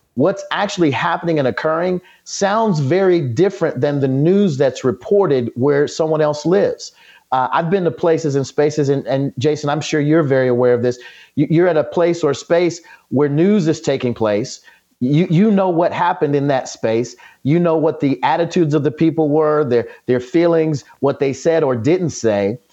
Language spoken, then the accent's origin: English; United States; all of us as Americans, as American citizens